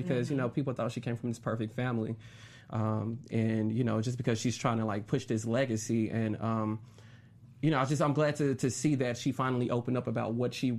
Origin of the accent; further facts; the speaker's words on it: Tennessee, United States; I'm from Tennessee.